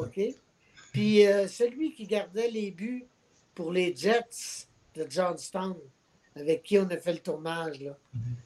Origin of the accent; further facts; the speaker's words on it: Alma, Quebec, Canada; now in Gaspésie, Canada; j'habite en Gaspésie, je suis originaire d'Alma au lac